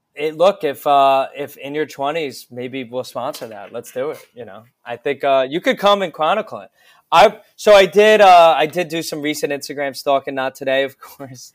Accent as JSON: {"language": "English", "town": "Voorhees", "region": "New Jersey", "country": "United States", "tie": "born or raised there", "moved": "yes", "lives_now": "New York, United States", "said": "I grew up near Philadelphia"}